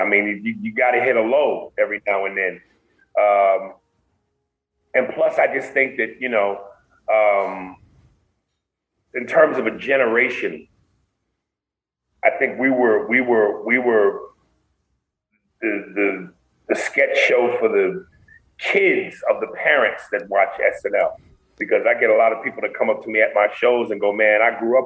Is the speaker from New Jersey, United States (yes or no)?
no; New York City, New York, United States; now in Los Angeles, United States; I'm from Brooklyn. I'm from New York